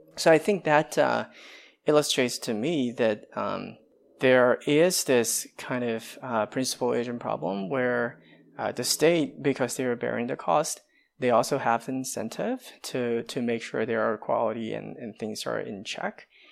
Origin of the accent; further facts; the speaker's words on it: China; now in United States; I come from China